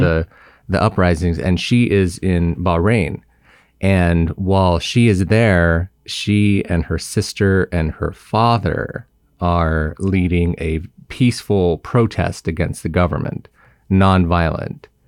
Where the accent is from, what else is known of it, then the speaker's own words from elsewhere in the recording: Simi Valley, California, United States; I grew up in, um, Ventura County, but where I grew up specifically is Simi Valley